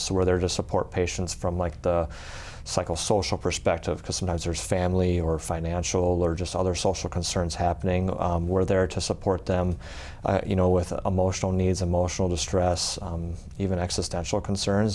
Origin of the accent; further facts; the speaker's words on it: Aberdeen, South Dakota, United States; I'm originally um, from well South Dakota, uh, kind of uh, grew up in Aberdeen.